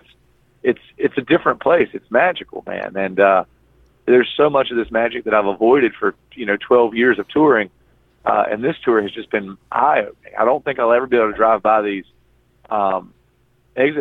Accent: North Carolina, United States; I'm from North Carolina. I've seen the Blue Ridge Mountains a million times

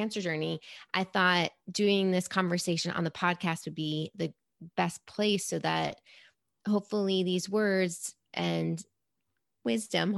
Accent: New York City, New York, United States; I grew up in New York City, born and raised

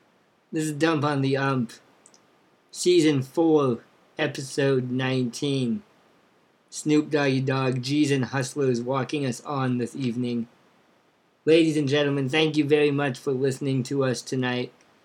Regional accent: Bend, Oregon, United States; now in Champaign, Illinois, United States; I grew up in Bend.

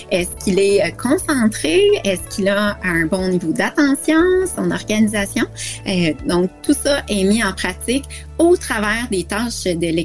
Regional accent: Quebec, Canada; j'ai grandi au Québec, donc j'ai fait ma scolarité dans le système scolaire québécois.

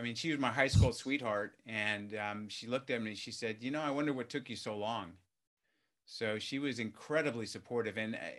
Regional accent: California, United States; Yeah, I mean, I grew up in Southern California, you know, in a working class family

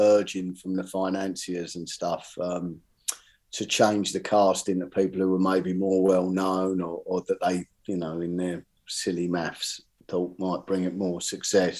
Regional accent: Bexleyheath, London, United Kingdom; I grew up in Barnhurst in Bexley Heath, and so it was, you know, the other side of London

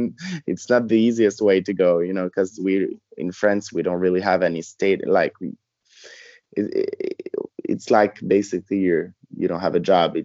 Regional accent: Dominican Republic; also born or lived in Montreal, Canada; Yeah, I was born in Montreal. And then we moved, when I was two, we moved to Dominican Republic, where my parents used to live before going to Canada.

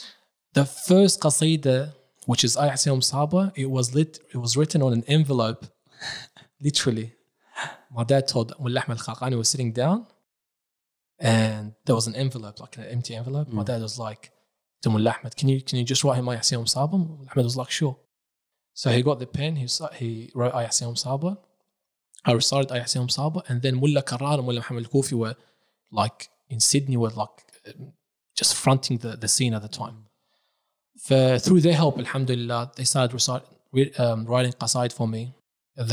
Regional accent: Karbala, Karbala Governorate, Iraq; born there; moved away; I was born in Iraq, in Karbala, beside Abu Abdullah al-Hussein.

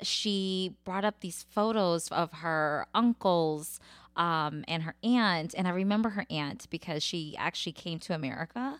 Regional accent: United States; I'm American, I'm Cambodian, and now I'm Thai Dum

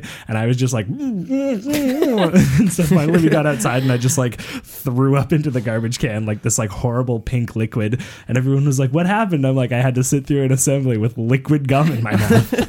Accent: Vancouver, British Columbia, Canada; moved away; growing up in Vancouver

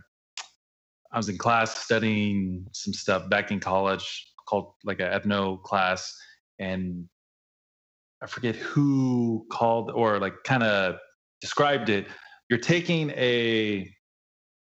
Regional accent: Oceanside, California, United States; From Oceanside. Shout outs to Oceanside, my hometown.

